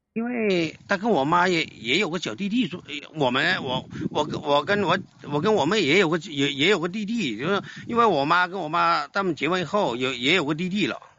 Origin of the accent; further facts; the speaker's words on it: Guangdong, China; accent: southern; non-standard Mandarin of Guangdong people; 我，就是广东人嘛，就是广东人，这边说的普通话不是很标准